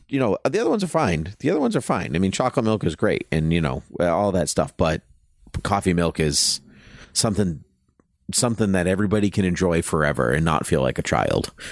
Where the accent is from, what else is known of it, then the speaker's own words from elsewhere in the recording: Southern Massachusetts, United States; I grew up in Southern Mass